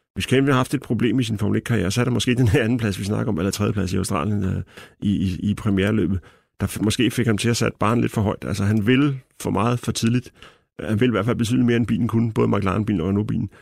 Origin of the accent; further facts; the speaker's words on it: Denmark; som dansker